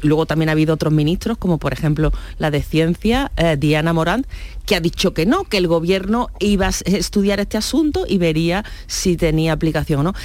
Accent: Churriana de la Vega, Andalusia, Spain; en mi pueblo, en Churriana de la Vega, en Granada

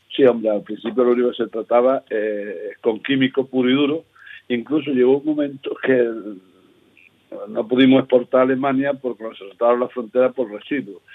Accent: Seville, Andalusia, Spain; accent: sevillano; moved away as an adult; also born or lived in Almería; now in El Ejido, Spain; yo me crié allí

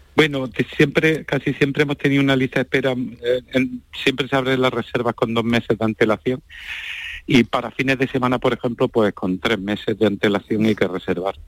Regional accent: Jaén, Andalusia, Spain

